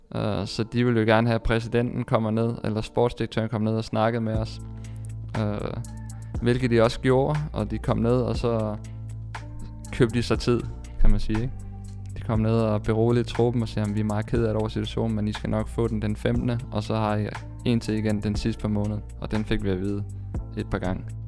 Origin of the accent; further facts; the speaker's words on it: Denmark; moved away as an adult; hjemme i Danmark